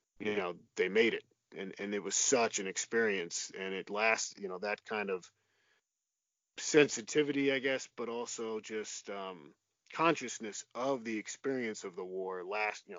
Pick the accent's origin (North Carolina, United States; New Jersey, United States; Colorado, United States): New Jersey, United States; my home state of New Jersey